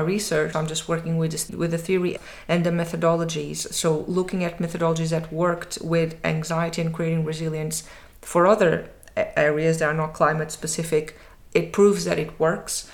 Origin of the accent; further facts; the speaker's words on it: Portugal; moved away as an adult; now in Edinburgh, United Kingdom; my home country, Portugal